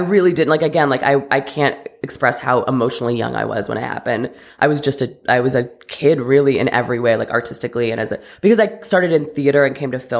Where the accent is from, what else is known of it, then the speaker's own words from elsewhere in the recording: Ohio, United States; also born or lived in Connecticut, United States; In Ohio and Connecticut. So very suburban.